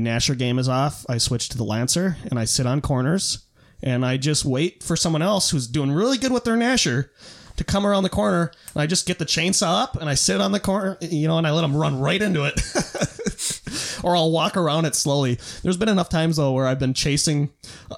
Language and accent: English; Minnesota, United States; I'm Minnesotan.